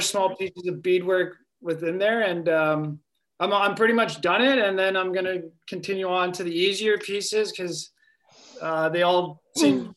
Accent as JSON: {"language": "English", "town": "Brantford", "region": "Ontario", "country": "Canada", "tie": "born or raised there", "also_born_or_lived": "Sioux Lookout, Ontario", "moved": "yes", "lives_now": "Lac La Ronge, Canada", "said": "I was born in Sioux Lookout, Ontario. Uh, I was raised in Brantford, Ontario. Um, right now, I'm living in Lac Roche, northern Manitoba."}